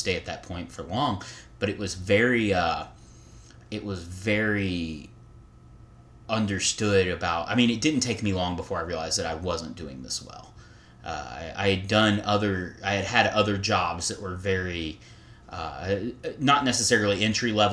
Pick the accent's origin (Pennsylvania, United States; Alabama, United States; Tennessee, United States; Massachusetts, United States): Alabama, United States; moved away; I'm from Alabama